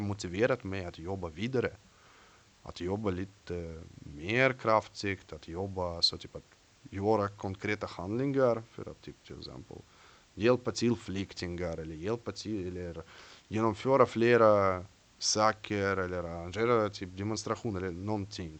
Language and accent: Swedish; Russia; Swedish is a second language; moved away as an adult; now in Sweden; jag är från Ryssland. Jag bor i Sverige i tio år